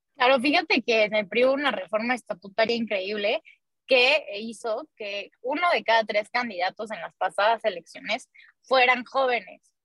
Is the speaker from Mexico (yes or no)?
yes; Mexico; en nuestro país